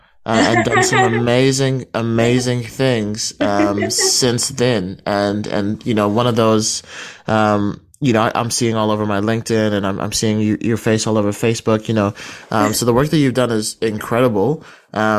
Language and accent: English; Kaitaia, Northland, New Zealand; moved away as an adult; also born or lived in Barbados; now in Wellington, New Zealand; I'm originally from Barbados, but I was raised in Kaitaia